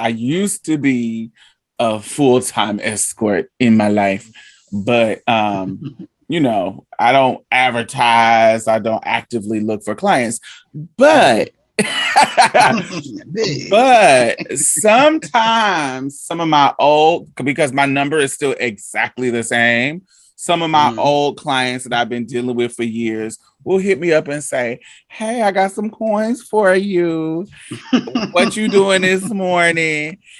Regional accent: Indiana, United States; also born or lived in Boston / Chicago; now in Houston, United States; Well, I grew up in Indiana, Boston, Chicago area.

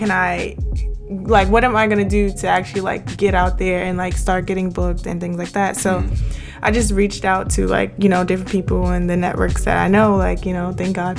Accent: New York City, New York, United States; I'm from Queens, New York, born and raised.

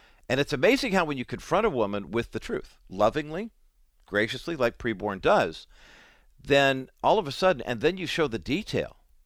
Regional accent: Southern California, United States; having been born and raised in Southern California

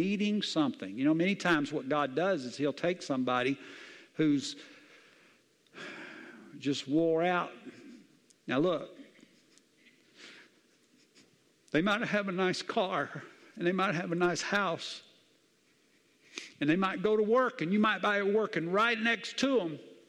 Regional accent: the South, United States; Look, I grew up in the South. I'm telling you, I know what it is.

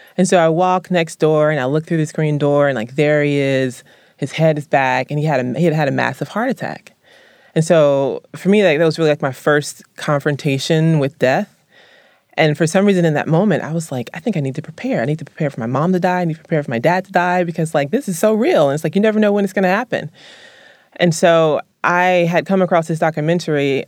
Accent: Columbus, the South, United States; moved away; I was raised in the South

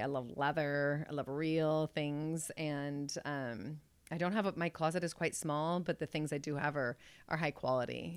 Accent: Mount Angel, Oregon, United States; also born or lived in Newberg, Oregon; I was born in the Willamette Valley. I've been here my whole life

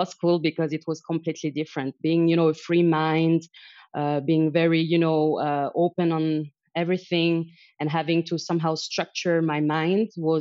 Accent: Paris, Île-de-France, France; moved away as an adult; also born or lived in Helsinki, Finland / Shanghai, China / Zurich, Switzerland; I'm originally from Paris, so I believe I can call myself lucky. I was born and raised there

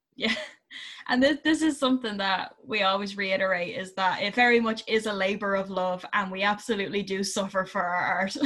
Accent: Ireland; being Irish, we do we tend to be inherently creative and I think a lot of it has to do with where we're from

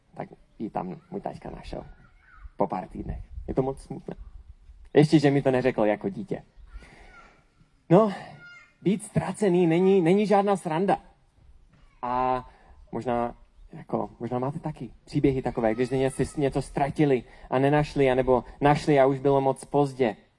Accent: Czechia

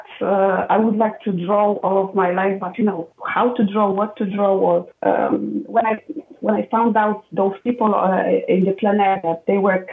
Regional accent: a small village close to Wrocław, Lower Silesian Voivodeship, Poland; So I grew up in Poland, actually in a small village quite close to the city, Wrocław, that I work right now

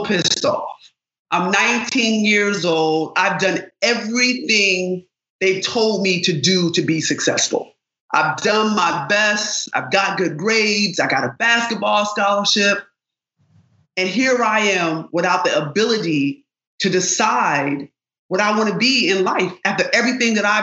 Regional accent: Rochester, New York, United States; I grew up in Rochester, New York.

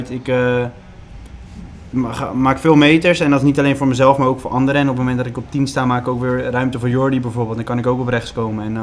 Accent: West Netherlands, Netherlands; ik kom uit het Westen, het is niet dat ik uit Maastricht kom of iets anders.

